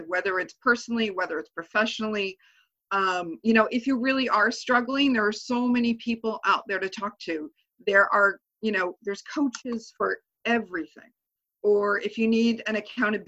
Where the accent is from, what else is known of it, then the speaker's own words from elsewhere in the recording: Hornell, New York, United States; now in Albany, United States; I actually grew up out in Steuben County